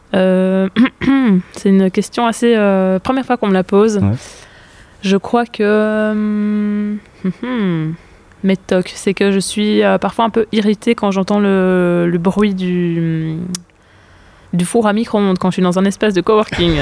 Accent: Brussels, Brussels-Capital Region, Belgium; je viens de Bruxelles

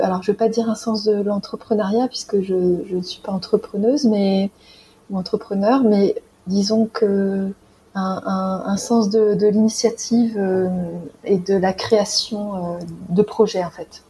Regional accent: France; moved away as an adult; j'avais 27 ans quand on est parti, on a quitté la France

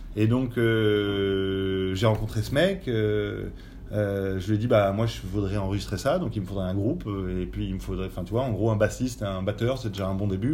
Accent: France; moved away as an adult; now in Belgium; je suis français. Maintenant, ça fait 20 ans que je vis en Belgique

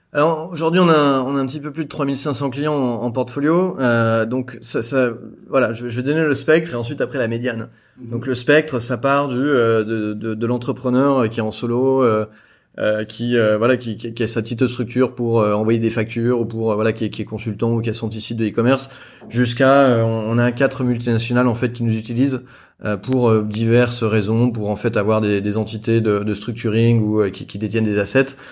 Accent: France; moved away as an adult; also born or lived in Beijing / Jakarta / Singapore; now in Hong Kong; je suis français

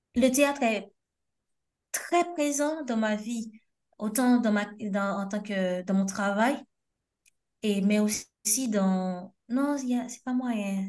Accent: Haiti; now in France; on a de la famille au pays, mais surtout parce que c'est notre pays

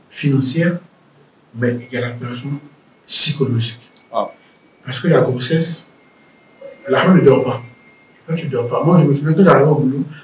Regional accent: Riga, Latvia; voyez, chez nous, à Riga, les conditions des maisons, c'est moins million.

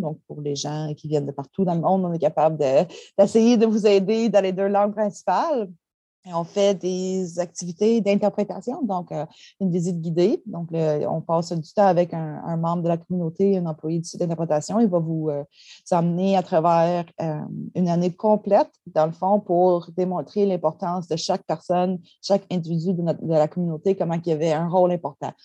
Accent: Gaspé, Quebec, Canada; je suis membre de la Nation Mi'kmaq de Gaspeg

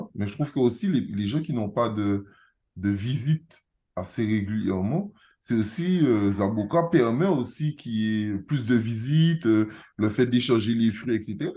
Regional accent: Guadeloupe; je suis guadeloupéen

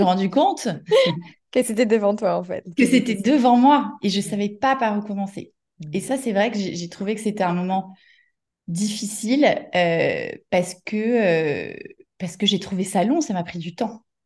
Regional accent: Paris suburbs, Île-de-France, France; moi j'ai grandi en banlieue parisienne

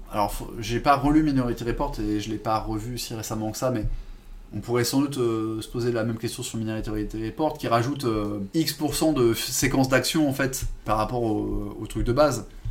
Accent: France; en tant que français

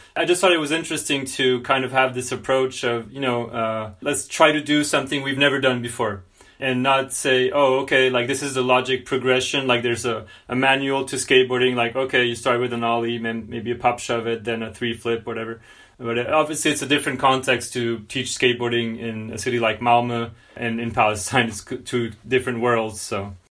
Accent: France; I'm from France

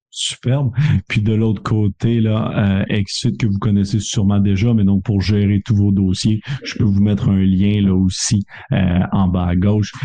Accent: Canada; accent: Canadian; mon accent canadien

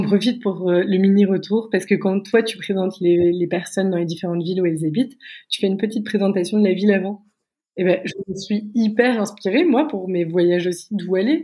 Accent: France; moved away as an adult; now in Berlin, Germany; en tant que Français

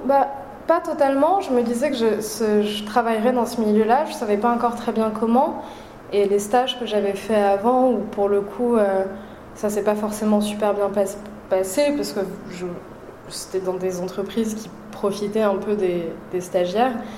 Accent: Paris, Île-de-France, France; je, suis née à Paris, j'ai grandi à Paris.

